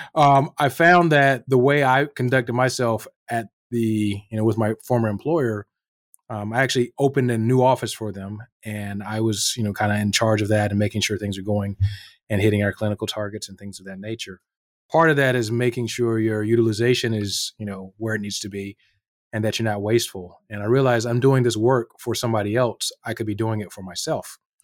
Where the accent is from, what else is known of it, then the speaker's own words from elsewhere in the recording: North Carolina, United States; moved away as an adult; also born or lived in New York City, United States / Northern Virginia, United States; now in Anchorage, United States; I grew up in North Carolina